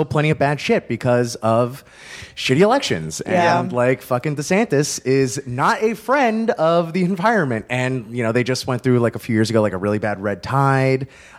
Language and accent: English; South Florida, United States; also born or lived in Gainesville, Florida / Broward County; now in Chicago, United States; grew up in South Florida, moved to Gainesville